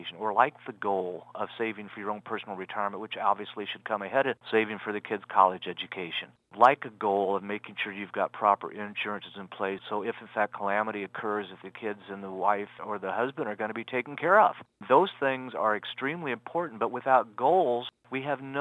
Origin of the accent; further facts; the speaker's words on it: Liberty, Missouri, United States; Liberty, Missouri, which is what my hometown is